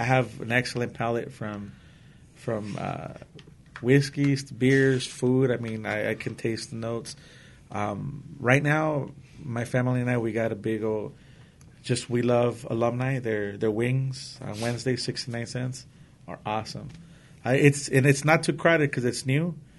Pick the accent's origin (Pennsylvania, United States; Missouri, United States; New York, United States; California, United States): California, United States; Los Angeles; now in Whittier, United States; Where I grew up in East L.A.